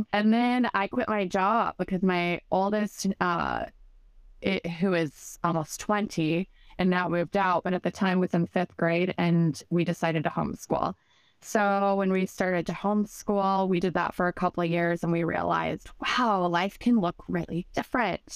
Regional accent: Southern Illinois, United States; moved away as an adult; we're originally from Illinois

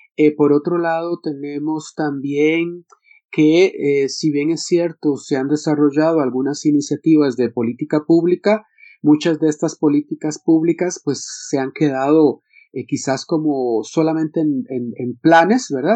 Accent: Costa Rica; yo que soy de Costa Rica

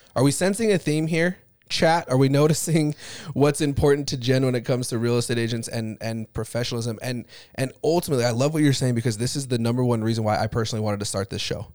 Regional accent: Utah, United States; I grew up in Utah

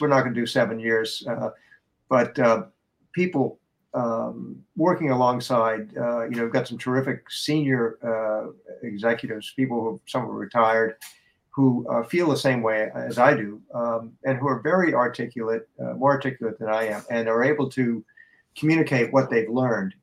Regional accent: Boston, Massachusetts, United States; I come from Boston.

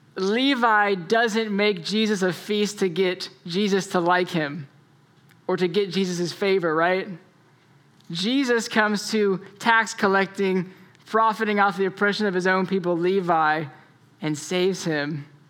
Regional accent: Florida, United States; And so I grew up in Florida

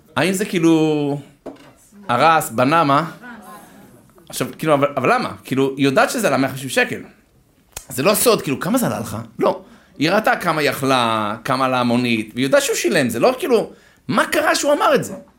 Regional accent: Herzliya, Tel Aviv District, Israel; אני גדלתי בהרצליה

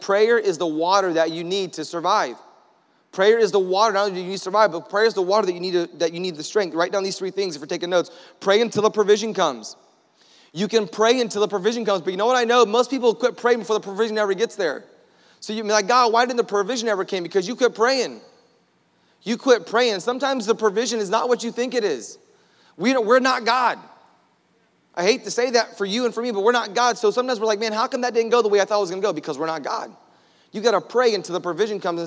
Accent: Orlando, Florida, United States; we're from Florida. Like, we have a hard time, in, we're from Orlando

